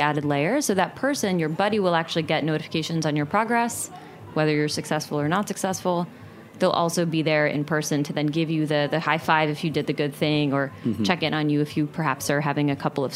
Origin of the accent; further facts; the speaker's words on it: New Jersey, United States; I grew up in New Jersey